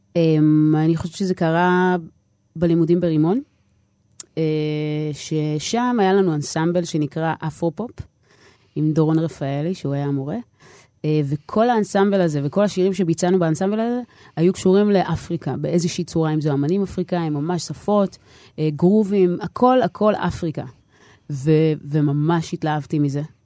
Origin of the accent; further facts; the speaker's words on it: Nof HaGalil, Northern District, Israel; first language Hebrew; גדלתי בנצרת עילית